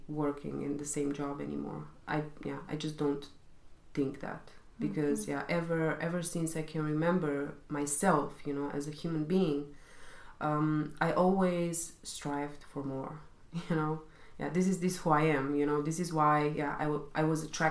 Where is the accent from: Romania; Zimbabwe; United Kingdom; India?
Romania; now in Germany; I'm originally coming from Romania